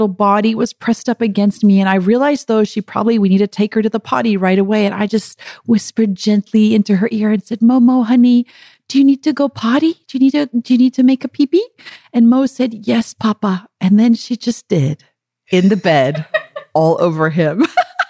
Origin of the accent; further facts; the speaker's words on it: South Africa; moved away; growing up in South Africa